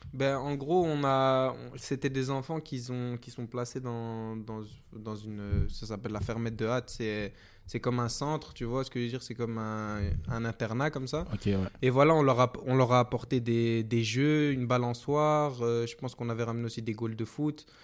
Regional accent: Belgium; also born or lived in Guinea (origin of family); Je suis l'un des Belges

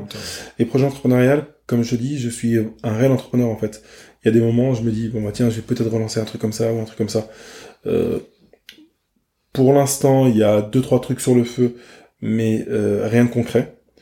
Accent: France; je suis un Français

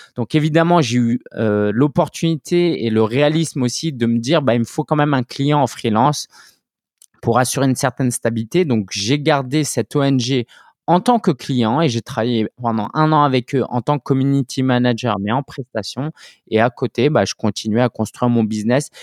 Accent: France; je suis français d'origine chinoise

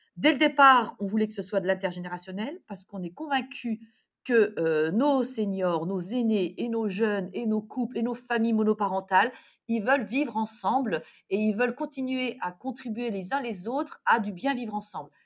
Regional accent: Lorraine, Grand Est, France; moi, je suis Lorraine

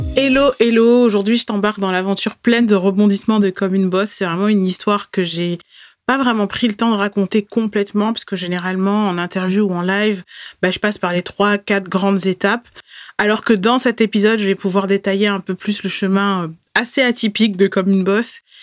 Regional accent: Bordeaux, Nouvelle-Aquitaine, France; Je suis née à Bordeaux

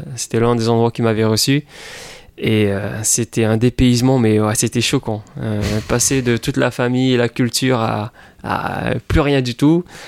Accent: Papeete, French Polynesia; moved away as an adult; also born or lived in United States; j'ai grandi à Tahiti euh, toute ma vie jusqu'à l'âge de 19 18

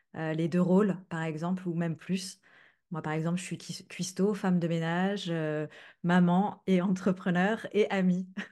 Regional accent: France; now in Netherlands; j'habite aux Pays-Bas mais je suis française

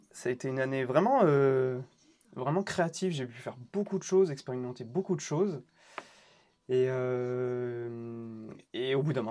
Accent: Île-de-France, France; je suis né à Paris en 1989 et en fait, on a pas mal bougé avec ma mère. On a souvent déménagé. essentiellement, j'ai grandi au final en banlieue, dans le 94.

